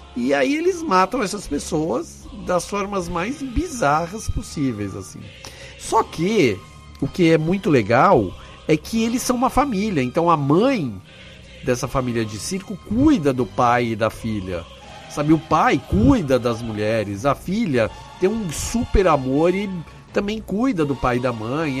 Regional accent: Brazil; eu sou do Brasil

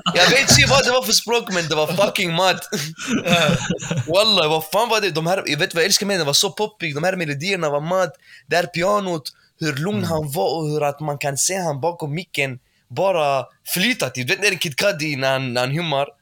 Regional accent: Malmö, Skåne, Sweden; Jag är född i Malmö

